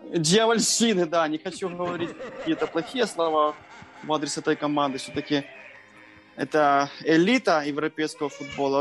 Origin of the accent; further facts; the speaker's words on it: Chernihiv, Chernihiv Oblast, Ukraine; мы из Украины